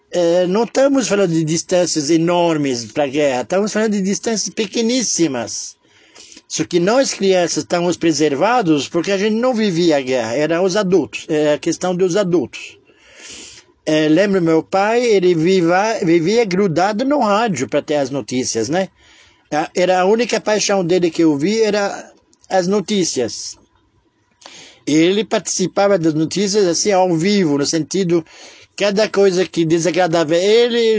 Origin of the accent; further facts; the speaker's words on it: Israel; Sou de Israel que não podia falar alto, tudo cochichado